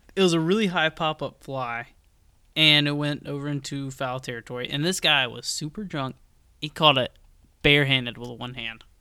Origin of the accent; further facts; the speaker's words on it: Georgia, United States; moved away as an adult; now in Raleigh, United States; obviously I'm from Georgia